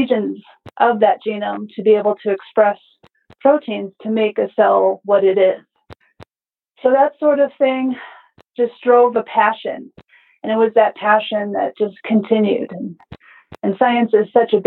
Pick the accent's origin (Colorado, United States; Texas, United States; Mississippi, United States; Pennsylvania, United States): Colorado, United States; moved away as an adult; also born or lived in Utah; I grew up in Colorado and I grew up in the country